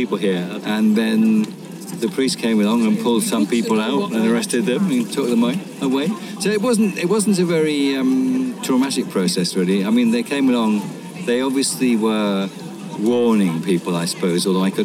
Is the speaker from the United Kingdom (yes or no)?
yes; Bath, South West England, United Kingdom; I'm 69, and I'm retired, and I'm from Bath